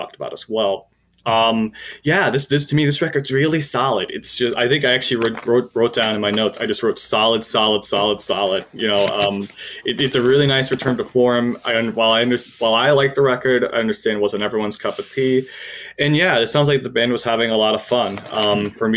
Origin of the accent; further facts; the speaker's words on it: Cleveland, Ohio, United States; I was born in Cleveland